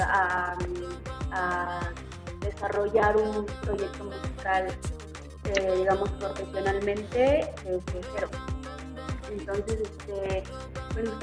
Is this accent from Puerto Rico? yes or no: no; Mexico City, Mexico; Yo soy de aquí, de Ciudad de México. Específicamente, este, nací en el barrio de Tacubaya.